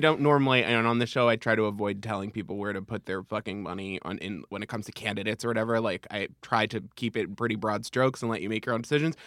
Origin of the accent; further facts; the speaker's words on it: Long Island, New York, United States; I'm from Long Island.